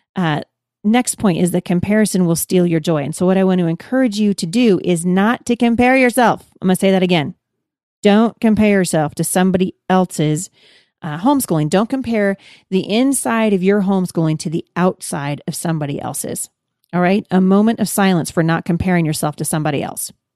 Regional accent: Pacific Northwest, United States; I'm from the Pacific Northwest

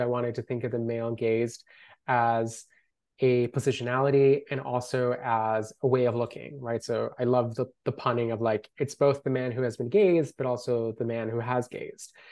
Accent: Colombia; first language Spanish; English is a second language; now in Los Angeles, United States; I grew up in Colombia

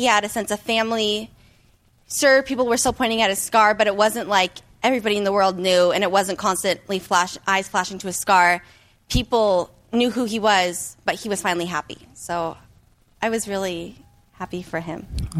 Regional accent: Las Vegas, Nevada, United States; from Las Vegas.

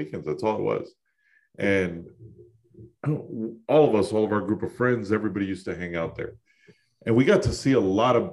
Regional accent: New York, United States; I growing up in New York, I grew up listening to nothing but hip hop

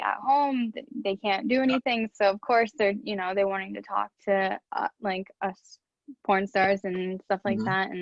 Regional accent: Dallas, Texas, United States; now in Tampa, United States; I was born in Dallas

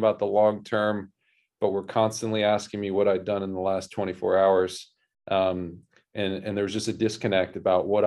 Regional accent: Annapolis, Maryland, United States; moved away as an adult; also born or lived in New York; I grew up in Annapolis, Maryland.

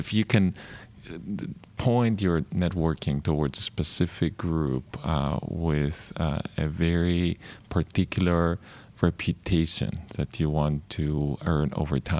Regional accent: Greece; moved away as an adult; growing up in Greece

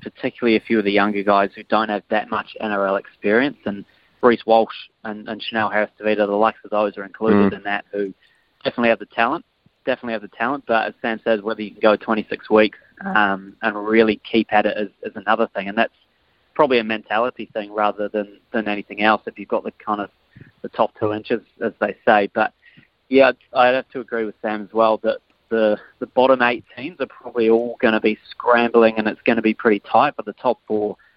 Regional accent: New Zealand; I'm Kiwi through and through

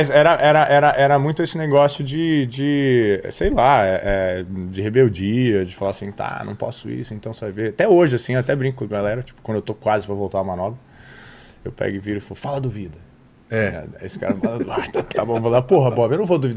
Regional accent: São Paulo, Brazil; also born or lived in Rio de Janeiro; eu nasci no Rio de Janeiro e cresci em São Paulo.

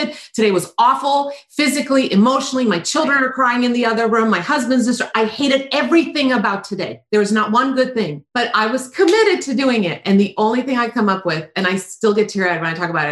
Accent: Croatia; moved away; I grew up in Croatia

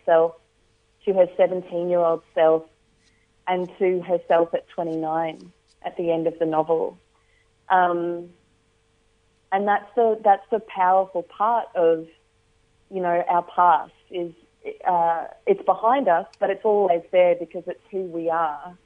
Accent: Australia; also born or lived in Northern Territory

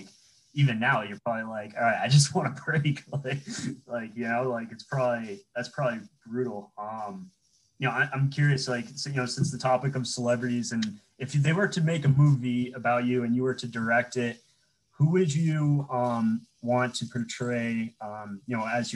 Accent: New England, United States; I'm from New England

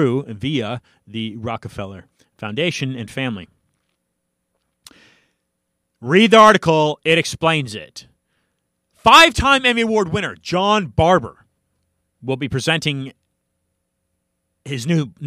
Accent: California, United States; also born or lived in Miami-Dade, Florida; now in Miami, United States; I'm a Californian by birth

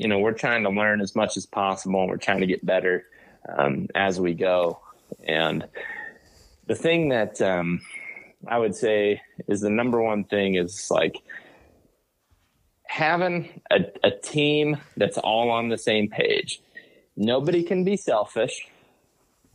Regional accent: Western Ohio, United States; I grew up in Western Ohio

